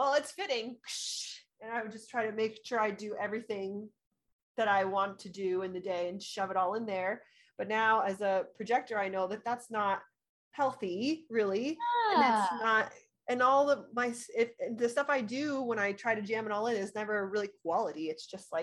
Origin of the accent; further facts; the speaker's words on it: Orange County, California, United States; moved away as an adult; now in Colorado, United States; I'm originally from Orange County